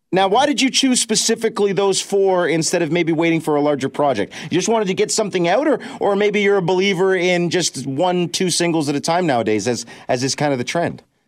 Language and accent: English; London, Ontario, Canada; right here in my hometown of London